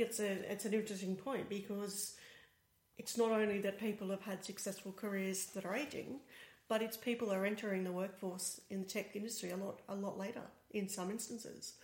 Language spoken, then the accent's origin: English; Australia; accent: Australian; now in Berlin, Germany; as you can probably guess by my accent, I'm Australian